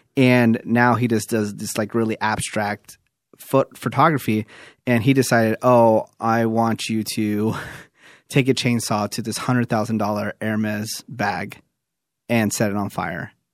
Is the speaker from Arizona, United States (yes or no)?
no; New York, United States; moved away; also born or lived in Fremont, California; I'm from New York, but I did live in, I did live in Fremont, California for a while, too